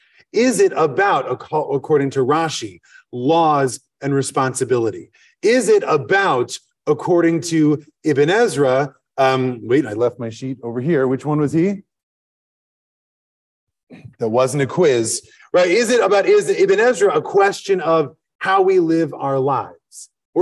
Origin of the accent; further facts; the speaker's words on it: Madison, Wisconsin, United States; I'm from Madison, Wisconsin. Right? That is a big part of who I am, even though, by the way, I wasn't born there. I lived somewhere else until I was six.